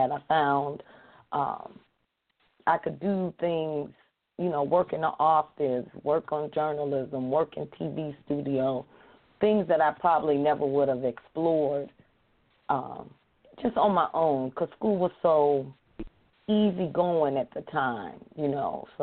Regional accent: Chicago, Illinois, United States; we grew up in Cabrini Green

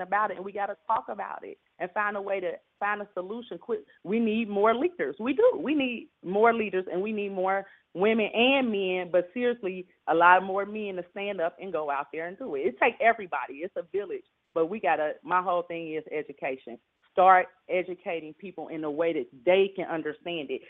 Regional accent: Cincinnati, Ohio, United States; born or raised there

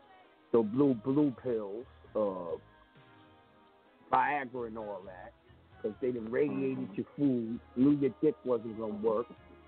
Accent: New York, United States; I'm a New Yorker. What do you mean I can't eat no pizza?

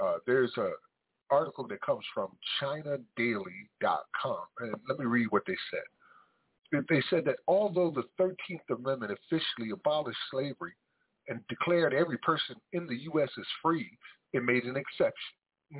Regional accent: United States; I'm born and raised in America

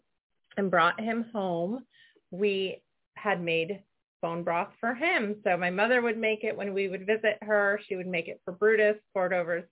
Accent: Connecticut, United States; when we were growing up in Connecticut

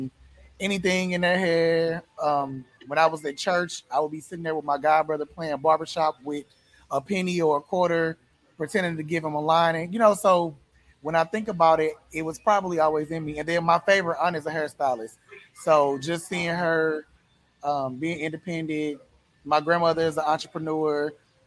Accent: St. Louis, Missouri, United States; now in Atlanta, United States; I'm from St. Louis. I just live in Atlanta.

